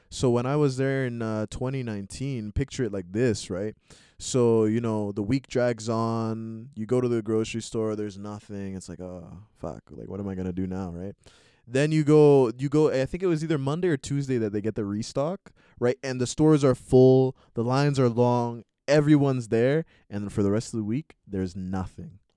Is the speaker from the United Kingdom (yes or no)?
no; Montreal, Quebec, Canada; I was born in Montreal here in Canada